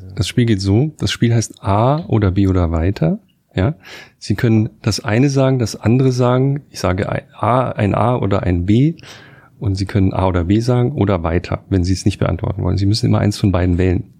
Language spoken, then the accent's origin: German; Karlsruhe, Baden-Württemberg, Germany; in Karlsruhe, wo ich geboren bin